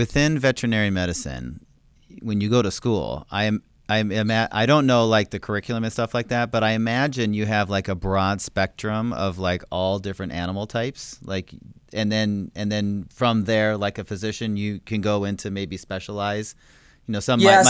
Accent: Montana, United States; moved away; I grew up in Montana originally, and I think at one point on our farm out in the middle of nowhere, we had, I think, 20 dogs

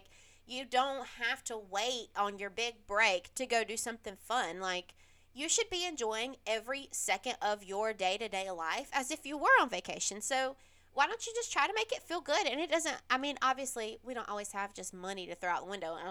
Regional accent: South Carolina, United States; I'm from South Carolina, and that is like, I'm in Greenville, South Carolina.

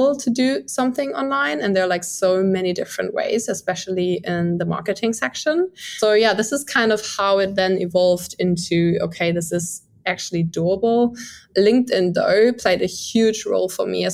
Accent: Germany; moved away; I'm from Germany, I'm 25 years old

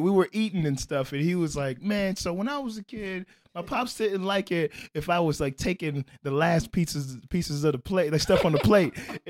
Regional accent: Midwest, United States; Okay, I'm from the Midwest.

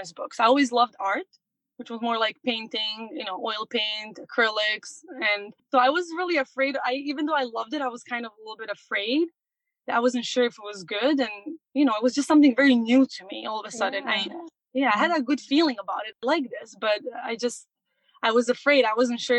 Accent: Montenegro; moved away as an adult; now in New York, United States; I was born and raised in Montenegro, and I came here when I was 19 to US. So it's been almost 14 years that I'm here in New York.

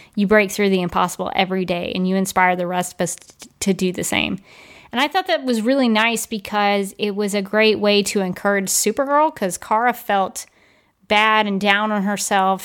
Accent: Birmingham, Alabama, United States; when I grew up in Birmingham, Alabama, we had Piggly Wiggly

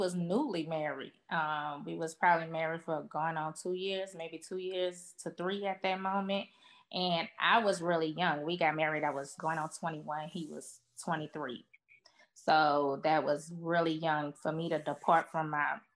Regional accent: New Orleans, Louisiana, United States; moved away as an adult; now in Louisville, United States; I'm from New Orleans

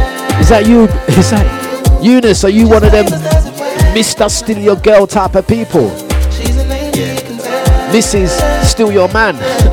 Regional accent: England, United Kingdom; No offence taken. Now, I'm from England. What do you mean, world food?

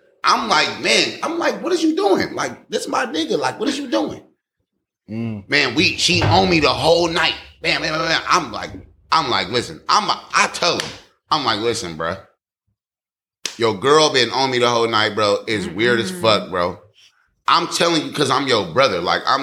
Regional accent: Oakland, California, United States; I'm from Oakland

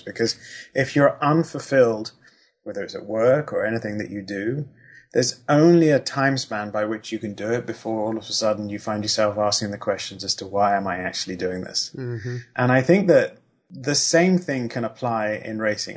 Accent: Kent, South East England, United Kingdom; moved away; I lived in Kent and um, uh, in the UK, which is where Brands Hatch is

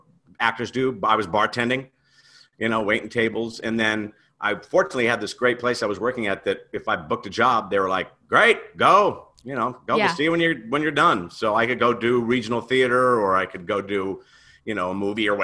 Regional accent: Central Valley of California, United States; moved away as an adult; also born or lived in Phoenix, Arizona; now in Los Angeles, United States; Grew up in the Central Valley of California and then moved down here to go to college and just stayed

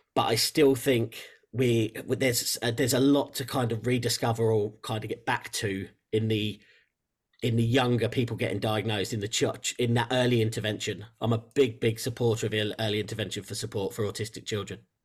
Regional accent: England, United Kingdom; you might tell from the accent, I'm from England in, uh, in the U K

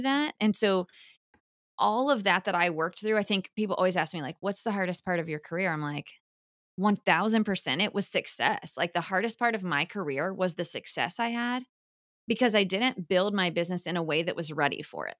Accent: Orlando, Florida, United States; I grew up in Orlando. And so um, UCF is our big school here, right in town

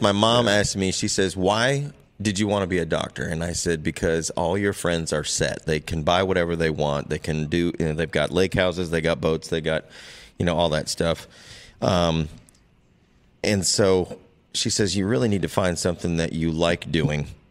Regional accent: Waterloo, Iowa, United States; moved away as an adult; now in North Carolina, United States; I was born and raised in northeast Iowa

